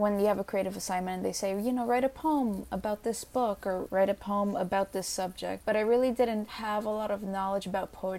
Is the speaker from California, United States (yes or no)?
no; New York City, New York, United States; I was born and I was raised here in New York City